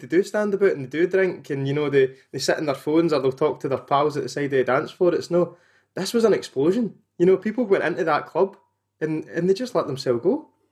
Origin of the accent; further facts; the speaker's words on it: Motherwell, Scotland, United Kingdom; I'm from Motherwell myself